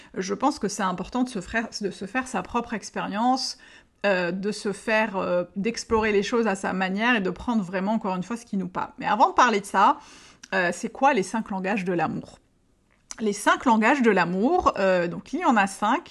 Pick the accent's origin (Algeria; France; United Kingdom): Algeria; je suis née, que j'ai grandi en Algérie